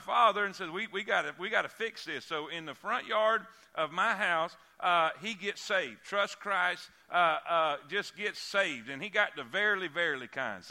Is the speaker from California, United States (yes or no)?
no; South Florida, United States; moved away as an adult; also born or lived in Fort Pierce, Florida; now in Alabama, United States; I'm from South Florida